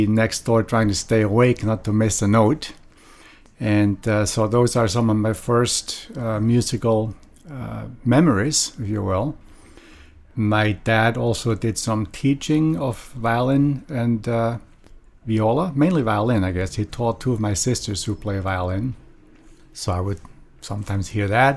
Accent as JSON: {"language": "English", "town": "Lengnau", "region": "Bern", "country": "Switzerland", "tie": "born or raised there", "moved": "yes", "lives_now": "San Francisco, United States", "said": "Born in Bern, the capital city of Switzerland, but grew up in a small town, a watchmaking town about maybe 20 miles north of Bern, a town of about 4,500 people. The town's name is called Lengnau"}